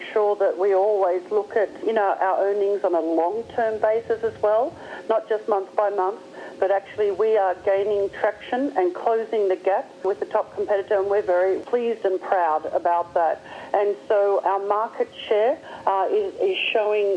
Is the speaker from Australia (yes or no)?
yes; Australia; accent: Australian; I'm an Aussie